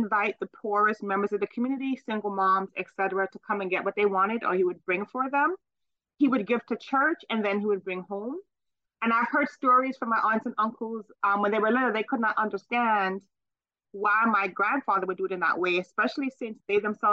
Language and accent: English; Petersfield, Westmoreland, Jamaica; growing up in Jamaica